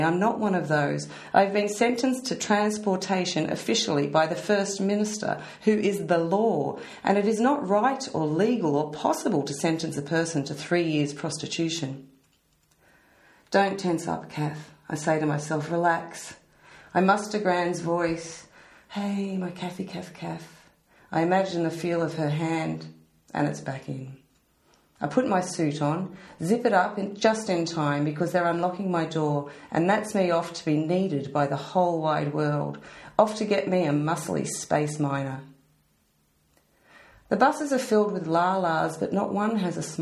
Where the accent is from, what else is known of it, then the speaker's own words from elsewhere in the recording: Australia; I'm Australian